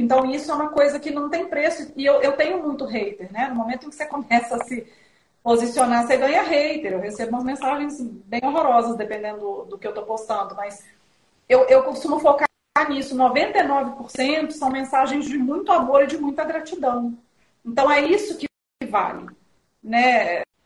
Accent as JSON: {"language": "Portuguese", "town": "Belo Horizonte", "region": "Minas Gerais", "country": "Brazil", "also_born_or_lived": "São Paulo / abroad", "moved": "yes", "lives_now": "Vinhedo, Brazil", "said": "eu sou de Belo Horizonte, né? mas eu moro em São Paulo desde 2001, mas agora eu estou em Vinhedo. E eu morei três anos no exterior."}